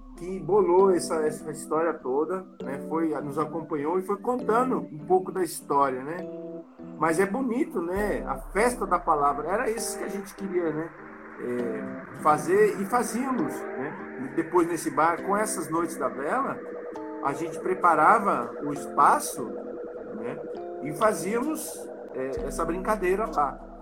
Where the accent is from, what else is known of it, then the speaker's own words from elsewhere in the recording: São Paulo, Brazil; also born or lived in Taboão da Serra; sou tabuanense, mas eu sou do Campo Limpo